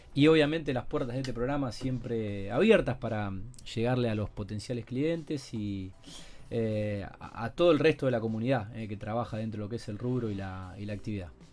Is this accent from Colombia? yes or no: no; Rosario, Santa Fe, Argentina; somos rosarinos y mm, amamos mucho esta ciudad